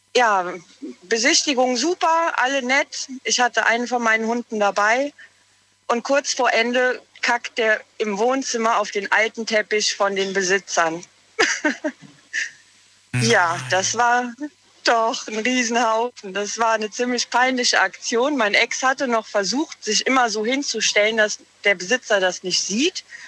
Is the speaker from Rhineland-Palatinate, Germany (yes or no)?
yes; Walmrod, Rhineland-Palatinate, Germany; Ich komme aus Walmroth im Westerwald